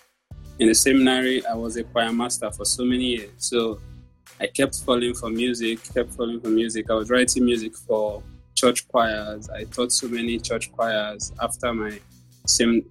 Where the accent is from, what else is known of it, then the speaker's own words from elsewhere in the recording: Nigeria; I'm a Nigerian artist